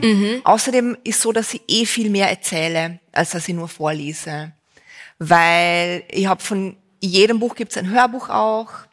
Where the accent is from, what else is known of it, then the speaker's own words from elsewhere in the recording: Vienna, Austria; bei uns in Wien